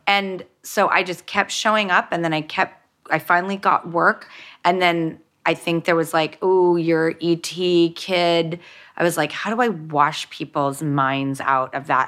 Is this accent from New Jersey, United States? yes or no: no; Los Angeles, California, United States; when I grew up in Hollywood and an industry